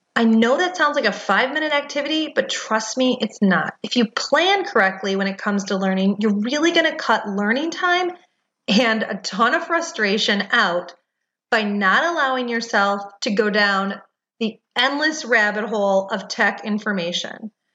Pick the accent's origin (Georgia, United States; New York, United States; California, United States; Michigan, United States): Michigan, United States; Detroit; now in Research Triangle Park, United States; I'm originally from Detroit